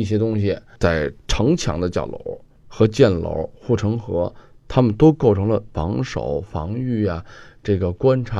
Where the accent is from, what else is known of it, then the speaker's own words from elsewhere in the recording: Beijing, China; 就跟咱们北京人似的。